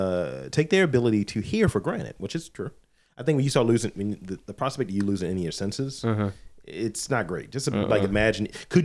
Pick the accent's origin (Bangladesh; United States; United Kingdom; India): United Kingdom; Of course, being British, we are much more likely to have a bit of a giggle and a blush.